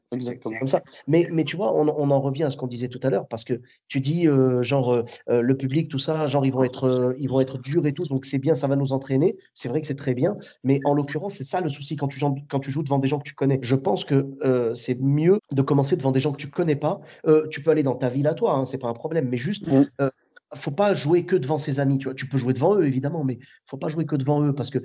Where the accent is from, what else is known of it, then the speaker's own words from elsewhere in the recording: Clermont-Ferrand, Auvergne-Rhône-Alpes, France; moved away as an adult; now in Bordeaux, France; je suis de Clermont-Ferrand à la base